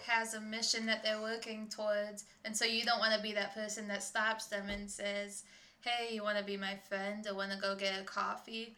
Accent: Michigan, United States; first language English; also born or lived in Ecuador; now in Illinois, United States; to Michigan family because I'm from Michigan

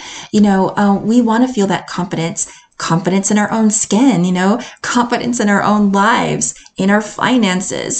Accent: United States; accent: American; moved away as an adult; now in Edinburgh, United Kingdom; I love being an American. I love my American accent

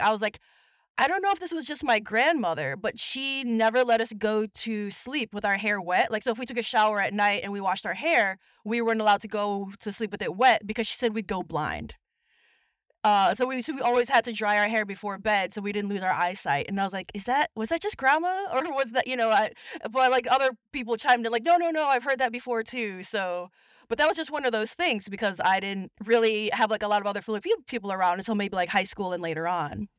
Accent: Chicago, Illinois, United States; I was born and raised in Chicago to, uh, immigrant parents.

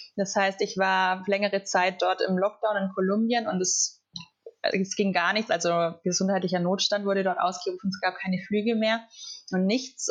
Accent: Southern Germany, Germany; also born or lived in Colombia; ich komme aus dem Süden von Deutschland

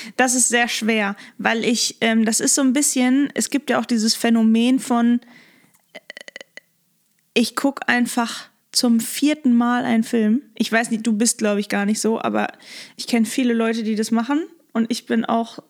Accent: Lippstadt, North Rhine-Westphalia, Germany; now in Hamburg, Germany; Da bin ich halt geboren und aufgewachsen

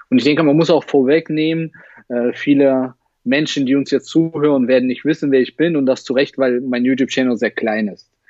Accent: Russia; now in Halle, Germany; Äh, Russland. Ich komme aus Russland.

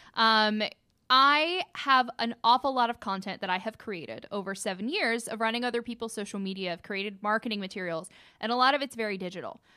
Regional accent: Cartersville, Georgia, United States; also born or lived in Bartow County, Georgia / Gwinnett County, Georgia; I'm originally from Cartersville

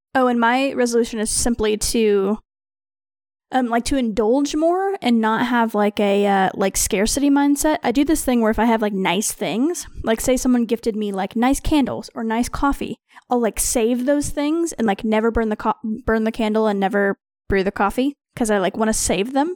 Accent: Missouri, United States

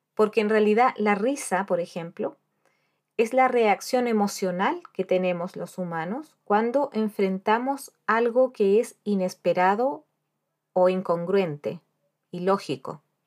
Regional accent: Chile; moved away as an adult; also born or lived in Spain; now in Dublin, Ireland; yo soy chilena

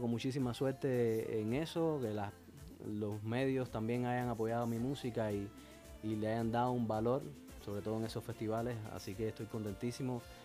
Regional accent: Santa Clara, Villa Clara, Cuba; moved away; also born or lived in Havana, Cuba; Así es, Santa Clara que en el centro de, Cuba. Eh, es una ciudad preciosa, un pueblito pequeño. Y ahí nací, luego me emigré, emigré dentro de Cuba a La Habana para estudiar

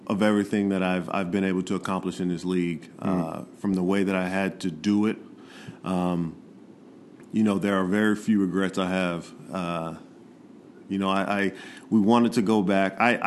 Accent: Inglewood, California, United States; born and raised in Inglewood, California, and I love the city that I grew up

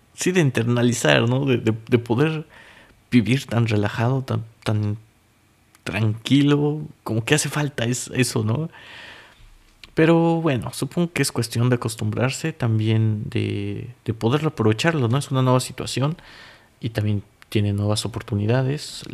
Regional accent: Mexico City, Mexico; moved away as an adult; now in Zlín, Czech Republic; yo soy mexicano, para aquellos que no sepan, de la Ciudad de México

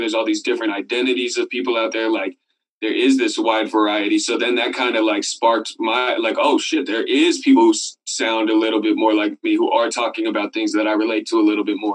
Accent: Sebastopol, California, United States; also born or lived in Oakland, California; I grew up there from like five to eighteen

